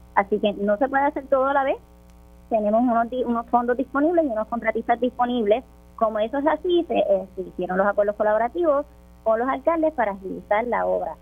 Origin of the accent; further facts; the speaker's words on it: Sabana Grande, Puerto Rico; Mi alcalde de Sabana Grande, que es de donde yo vengo